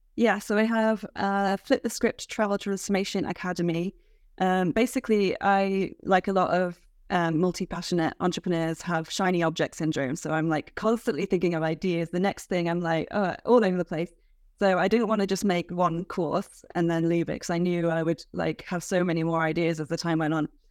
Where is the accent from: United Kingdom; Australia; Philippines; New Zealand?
United Kingdom; as a British person